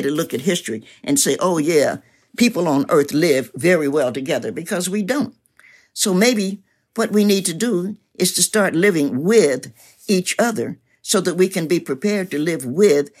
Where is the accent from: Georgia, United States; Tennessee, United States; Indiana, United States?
Tennessee, United States; Knoxville; also born or lived in Cincinnati, Ohio; I was born in Knoxville, as I mentioned, and my family moved to Cincinnati before I moved back to Knoxville